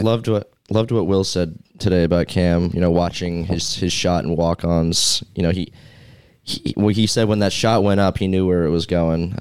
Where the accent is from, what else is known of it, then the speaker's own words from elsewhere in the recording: New York, United States; my hometown Knicks